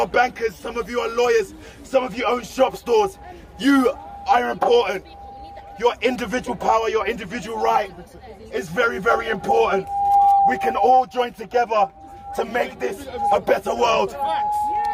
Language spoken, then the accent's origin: English; London, United Kingdom; I'm 28 years old, born and raised in London.